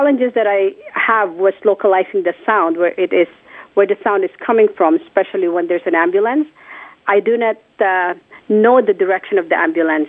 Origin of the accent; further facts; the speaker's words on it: Philippines; moved away; I was already working at a hearing clinic in my hometown, which is the Philippines